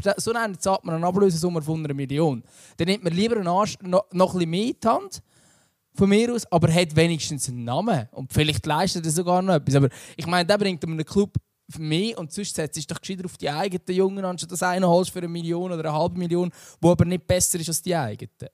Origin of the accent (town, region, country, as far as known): Lucerne, Switzerland